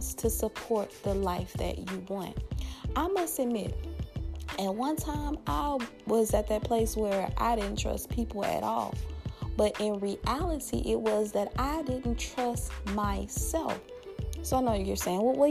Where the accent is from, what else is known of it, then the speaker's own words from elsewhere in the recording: Louisiana, United States; my home state, Louisiana.